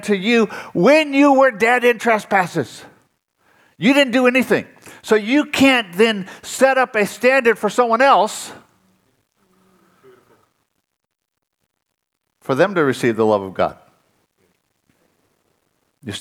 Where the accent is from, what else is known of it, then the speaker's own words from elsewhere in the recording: Southern California, United States; I was raised in Southern California.